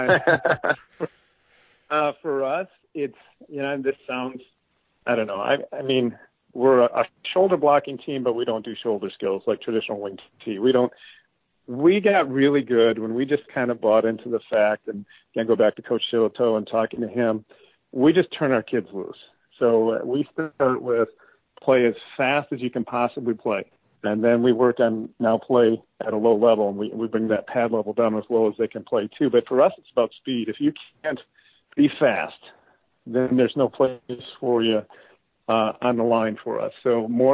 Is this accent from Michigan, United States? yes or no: yes; Escanaba, Michigan, United States; moved away as an adult; also born or lived in Georgia; now in Elk River, United States; I grew up in Escanaba, which is up in the UP, kind of a blue collar town